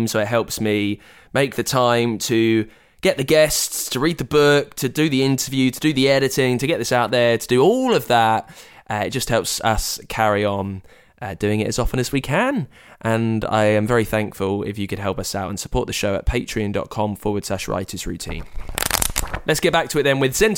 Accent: United Kingdom; I'm British

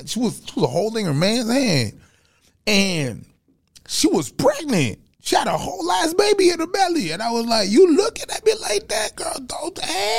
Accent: Montreal, Quebec, Canada; now in Atlanta, United States; They know that we're from Montreal and I'm in Atlanta.

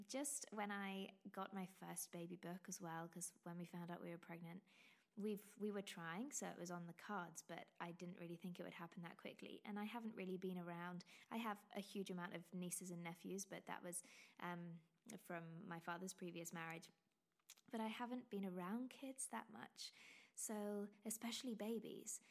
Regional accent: England, United Kingdom; accent: very English; You can probably tell my, by my very English accent

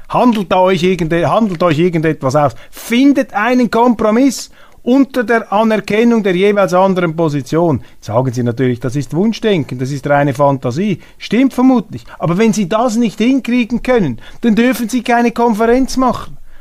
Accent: Switzerland; als Schweizer Bürger

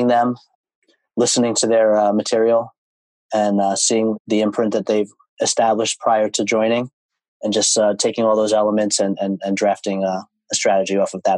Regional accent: New York City, New York, United States; Both of my parents were born in Brooklyn, so I was born in Brooklyn as well

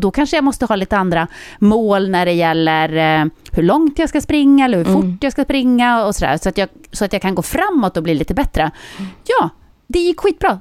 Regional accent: Södertälje, Stockholm County, Sweden; born or raised there

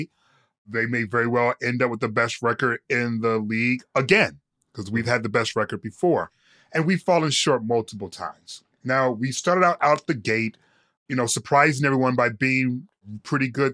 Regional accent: Detroit, Michigan, United States; born and raised in Detroit

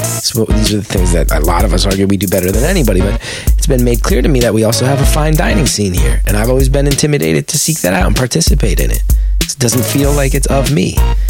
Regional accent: West Orange, New Jersey, United States; It's a part of growing up in West Orange.

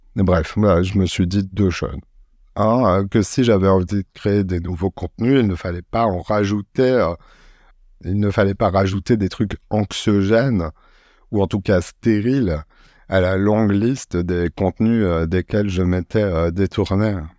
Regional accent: Marseille, Provence-Alpes-Côte d'Azur, France; also born or lived in Paris; je suis un Marseillais. Euh, je partage mon temps entre Paris euh, et, la cité phocéenne euh, où je suis né.

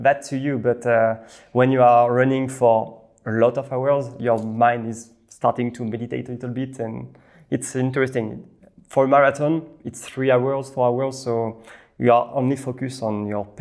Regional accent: Normandy, France; English is a second language; moved away as an adult; also born or lived in Paris; now in Lausanne, Switzerland; I'm from the seaside. I was born in Normandy.

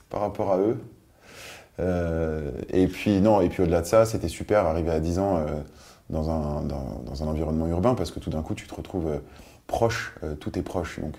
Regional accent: Biot, Provence-Alpes-Côte d'Azur, France; also born or lived in Nice; je suis né en Provence, ouais. à Nice.

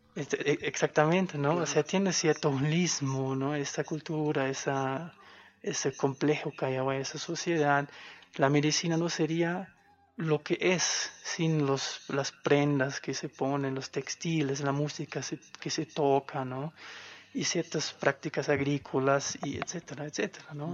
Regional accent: a small village in western Germany, Germany; moved away as an adult; soy de Alemania. Em, vengo de un pueblo chiquitito

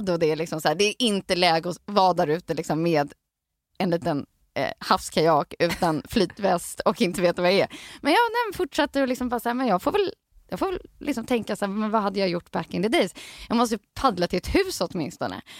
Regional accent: Stockholm, Stockholm County, Sweden; jag är en sån stockholman som har tagit mig ut

